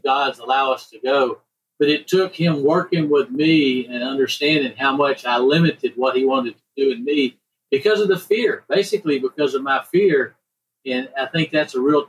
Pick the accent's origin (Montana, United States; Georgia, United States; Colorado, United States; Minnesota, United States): Georgia, United States; close to Atlanta; I grew up in Georgia, close to Atlanta